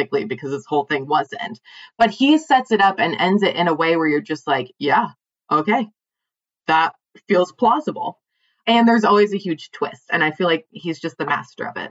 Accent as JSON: {"language": "English", "region": "Pennsylvania", "country": "United States", "tie": "born or raised there", "moved": "yes", "said": "I grew up in Amish country"}